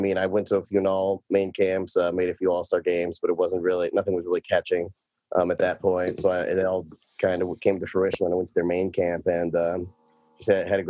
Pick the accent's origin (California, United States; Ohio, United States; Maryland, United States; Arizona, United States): Ohio, United States; Cleveland; I just played kind of double A, you know, around my hometown, Cleveland Suburban Hockey League, whatever, mm-hmm. For a small stint with the Ohio 98 Selects